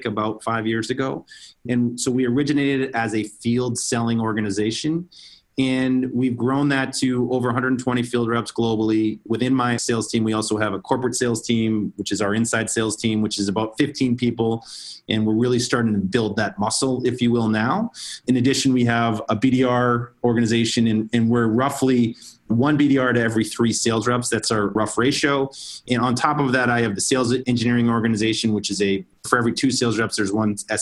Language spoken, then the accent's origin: English; Boston, Massachusetts, United States; moved away as an adult; also born or lived in San Francisco Bay Area; I grew up in the Boston area